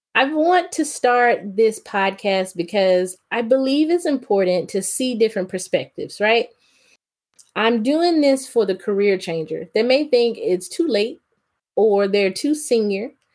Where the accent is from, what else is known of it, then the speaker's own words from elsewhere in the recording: the South, United States; Growing up in the South